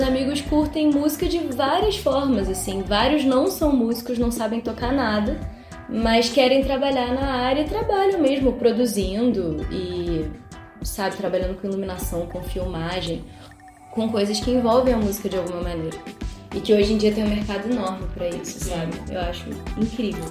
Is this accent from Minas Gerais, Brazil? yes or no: no; Nova Friburgo, Rio de Janeiro, Brazil; moro aqui em Nova Friburgo desde os quatro, porque na verdade eu sou carioca, nasci no Rio